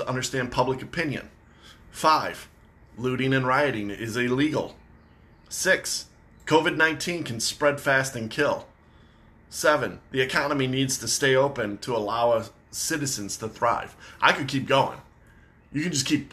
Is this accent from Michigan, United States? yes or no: yes; Michigan, United States; I'm from Michigan